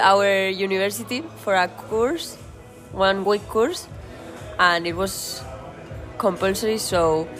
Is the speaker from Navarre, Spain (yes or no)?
yes; Pamplona, Navarre, Spain; English is a second language; from Pamplona also.